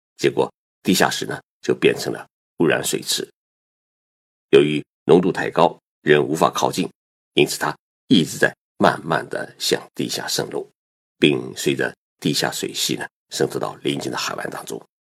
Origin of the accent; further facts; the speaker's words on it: Zhejiang, China; now in Japan; 我浙江老家的一对亲戚夫妻